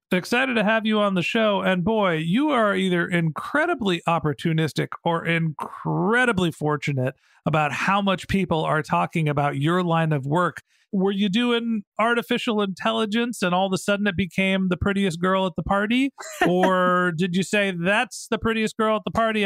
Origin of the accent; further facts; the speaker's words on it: Burlingame, California, United States; my hometown, Burlingame here